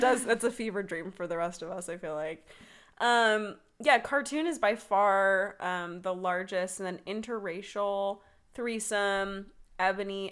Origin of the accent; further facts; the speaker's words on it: the South, United States; I'm originally from the South